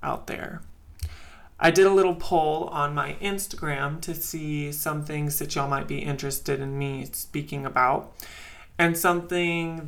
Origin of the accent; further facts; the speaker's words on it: Midwest, United States; I grew up in the Midwest in a very religious household.